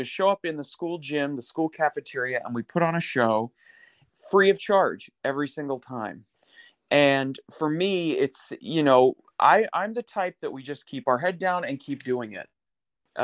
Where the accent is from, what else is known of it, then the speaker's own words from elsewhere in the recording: Parkersburg, West Virginia, United States; I grew up in Parkersburg, which is way over on the western side, right across the river from Ohio.